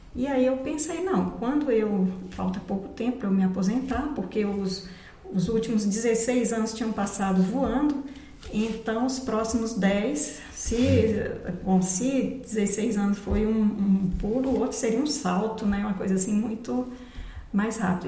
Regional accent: Barreiras, Bahia, Brazil; moved away as an adult; also born or lived in Brasília; E nasci em Barreiras, morei lá até os 21 anos. Quando eu concluí a faculdade, me mudei para Brasília.

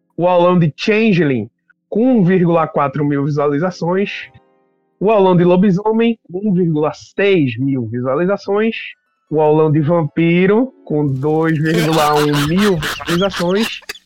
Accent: Pernambuco, Brazil; aqui em Pernambuco, sou de Pernambuco, tá?

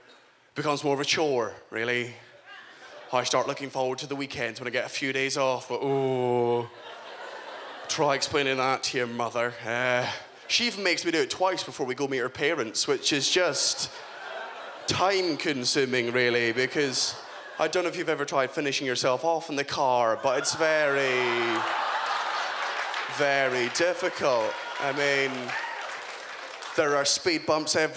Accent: Scotland, United Kingdom; also born or lived in England; I'm from Scotland. I was born in England, but I do consider myself fully Scottish

